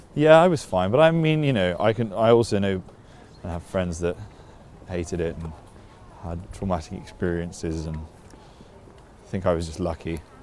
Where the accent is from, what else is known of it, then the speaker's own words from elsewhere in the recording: London, United Kingdom; we grew up in Putney